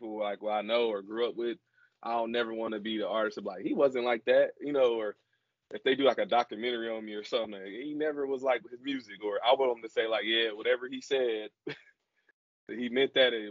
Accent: Milwaukee, Wisconsin, United States; I'm from Milwaukee, so it's close to like, well, Wisconsin

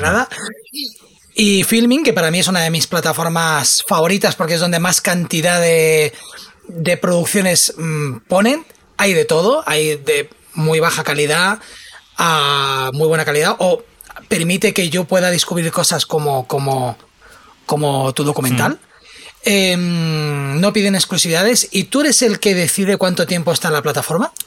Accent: Catalonia, Spain; a mí me encanta, como buen catalán

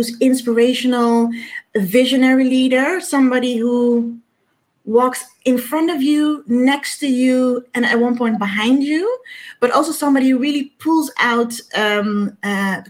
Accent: Amsterdam, North Holland, Netherlands; Born and raised in Amsterdam

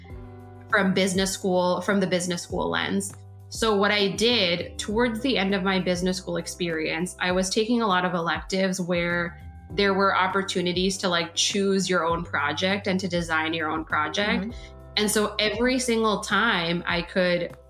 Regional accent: New York City, New York, United States; now in Washington, DC, United States; I grew up in New York City

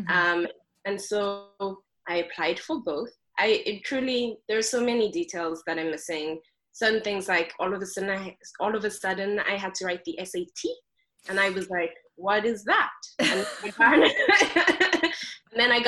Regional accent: Johannesburg, Gauteng, South Africa; first language Xhosa; English is a second language; moved away as an adult; now in New York City, United States; I grew up in Johannesburg, South Africa

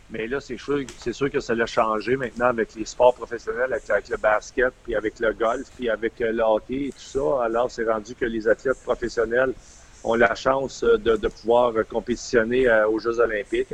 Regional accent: Windsor, Quebec, Canada; j'étais un gars natif de Windsor dans les cantons de l'Est.

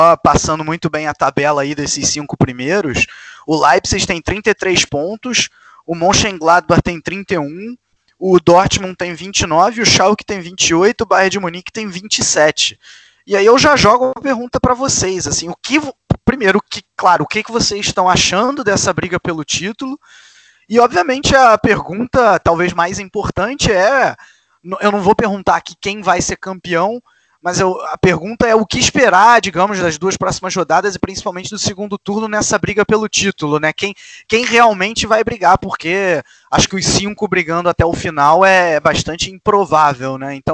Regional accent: Rio de Janeiro, Brazil; cresci no Maracanã

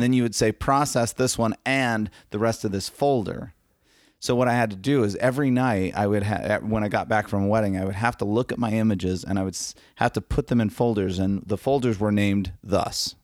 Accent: Arizona, United States; I'm from Arizona, and I'm a wedding and lifestyle photographer.

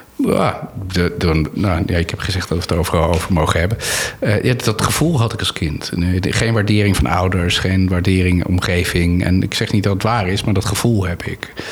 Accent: Anna Paulowna, North Holland, Netherlands; ik ben opgegroeid in Annapolona

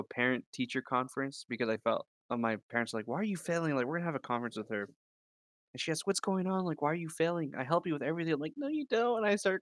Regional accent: Atwater, California, United States; also born or lived in Modesto; We moved to Atwater, and that's where I was born and raised.

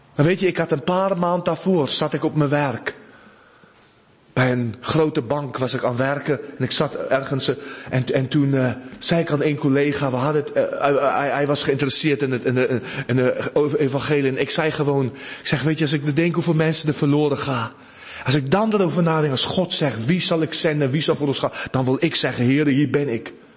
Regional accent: South Africa; Dutch is a second language; moved away; uit Zuid-Afrika

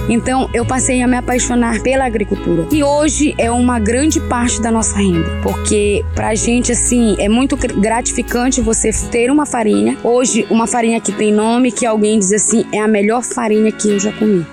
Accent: Augusto Corrêa, Pará, Brazil; also born or lived in Parauapebas; morei um tempo fora, saí de Augusto Corrêa, não fora do Pará

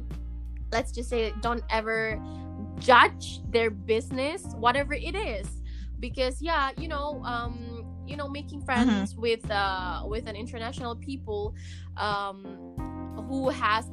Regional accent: Indonesia; English is a second language; I'm from Indonesia

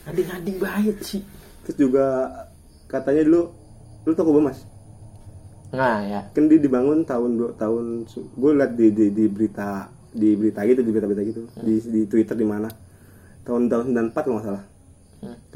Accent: Depok, West Java, Indonesia; kita kita sebagai orang Depok ya selalu ngad, ngadepinnya kayak main satu babi ngepet

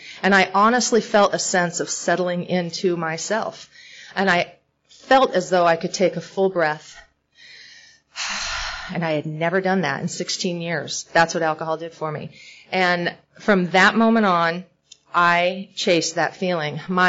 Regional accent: California, United States; born there; I was born in Northern California, and my dad's alcoholic.

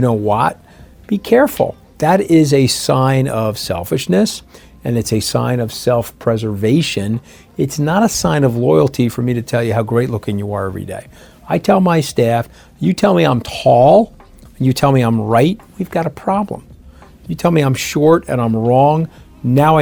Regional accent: New York, United States; I'm a New Yorker.

